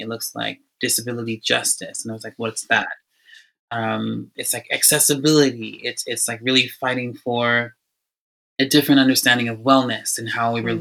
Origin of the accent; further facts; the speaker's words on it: Atlanta, Georgia, United States; now in Toronto, Canada; because I grew up in Atlanta, Georgia, I was surrounded by conversations of civil rights movement.